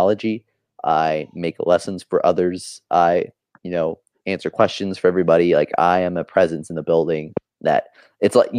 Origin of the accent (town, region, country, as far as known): Oklahoma, United States; born or raised there